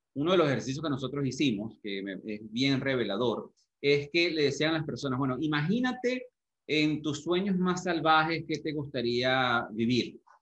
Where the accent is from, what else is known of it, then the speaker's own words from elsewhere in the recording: Venezuela; moved away; nosotros salimos de Venezuela también, en el 99, hace muchísimos años